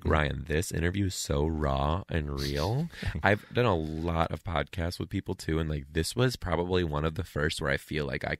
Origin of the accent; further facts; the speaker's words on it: Canada; I'm a Canadian. I would love a Netflix special.